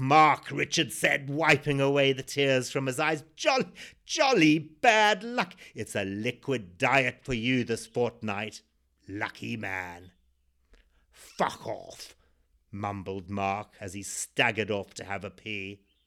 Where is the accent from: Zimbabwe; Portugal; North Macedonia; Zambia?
Zimbabwe; born or raised there